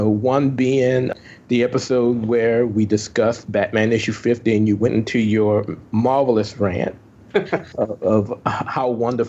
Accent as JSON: {"language": "English", "town": "New Orleans", "region": "Louisiana", "country": "United States", "tie": "born or raised there", "said": "New Orleans is my hometown."}